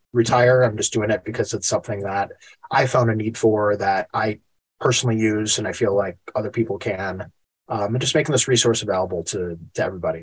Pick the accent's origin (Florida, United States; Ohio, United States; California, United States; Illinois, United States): Illinois, United States; Chicago; moved away as an adult; also born or lived in Asheville; I'm born and raised in Chicago